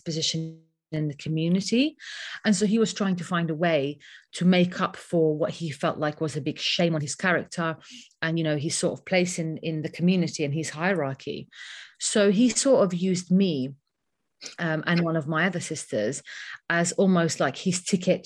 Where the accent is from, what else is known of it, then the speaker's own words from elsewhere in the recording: London, United Kingdom; I grew up in London. I wasn't born here, but I grew up in London since around the age of 11.